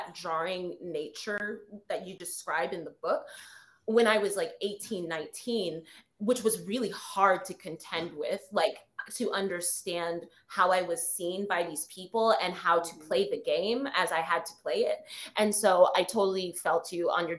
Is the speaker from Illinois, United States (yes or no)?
no; New York City, New York, United States; I'm a city girl, but I'm from New York City